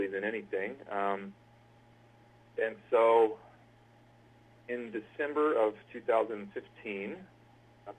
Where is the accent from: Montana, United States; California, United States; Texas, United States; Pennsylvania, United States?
California, United States; Central Valley; I grew up in basically the... I hesitate to use scatological terminology on a family show, but it's the bum crack of California. It's right in the middle. It's the agricultural section.